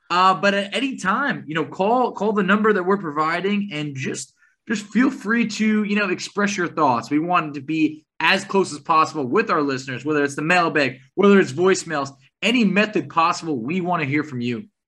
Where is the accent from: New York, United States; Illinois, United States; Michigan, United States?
New York, United States; growing up in New York